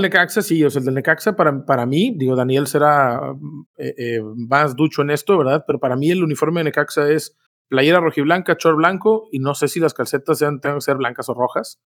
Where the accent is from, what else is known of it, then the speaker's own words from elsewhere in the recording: Mexico; nosotros somos mexicanos